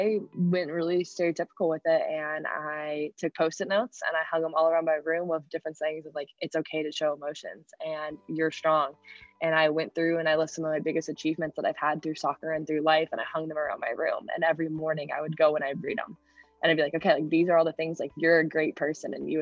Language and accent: English; St. Louis, Missouri, United States; moved away as an adult; now in Iowa City, United States; I'm from St. Louis